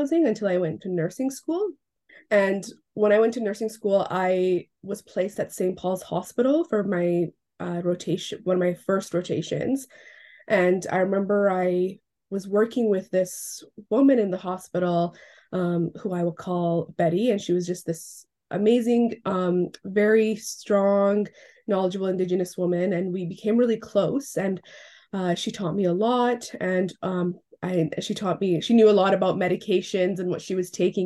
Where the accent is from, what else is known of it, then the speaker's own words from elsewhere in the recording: Iran; now in West Vancouver, Canada; I'm originally from Iran, but I now live on the unceded lands of the Musqueam, the Squamish, and the Tsleil-Waututh, also known as West Vancouver